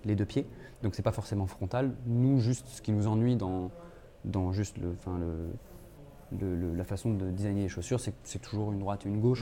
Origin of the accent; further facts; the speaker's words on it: Clermont-Ferrand, Auvergne-Rhône-Alpes, France; moved away as an adult; also born or lived in Paris; en arrivant à Paris, parce que j'ai grandi à Clermont-Ferrand